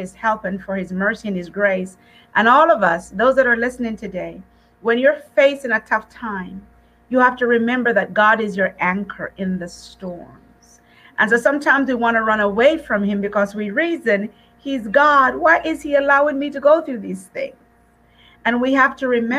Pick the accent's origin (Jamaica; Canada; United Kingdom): Jamaica; moved away; when I first came from Jamaica many years ago and I was in school, people would follow me everywhere so they could hear my accent.